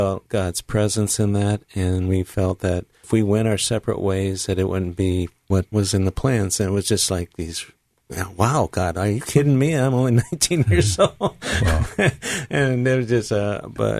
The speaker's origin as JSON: {"language": "English", "region": "Wisconsin", "country": "United States", "said": "we are from Wisconsin, Iowa. Barb grew up in Iowa, but we've lived for 46 of our 49 married years in Wisconsin"}